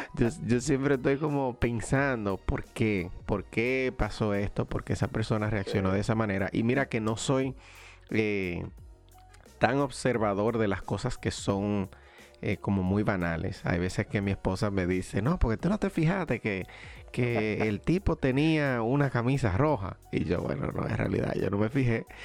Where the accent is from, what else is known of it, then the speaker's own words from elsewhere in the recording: Dominican Republic; moved away as an adult; now in United States; mi país natal, República Dominicana